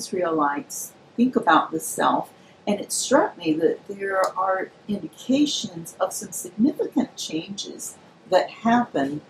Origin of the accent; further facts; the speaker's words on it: Birmingham, Alabama, United States; now in Atlanta, United States; I grew up in Birmingham, Alabama